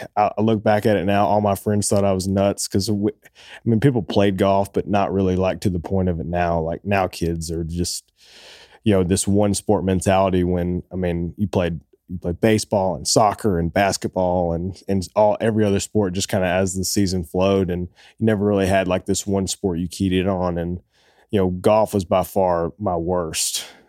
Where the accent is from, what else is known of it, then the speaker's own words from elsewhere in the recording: Oak Ridge, Tennessee, United States; also born or lived in Boston, Massachusetts; we grew up in East Tennessee, a small town called Oak Ridge, just outside of Knoxville, and I grew up there